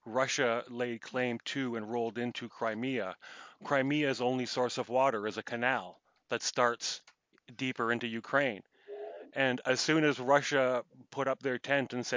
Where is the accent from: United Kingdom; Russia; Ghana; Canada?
Canada; being a Canadian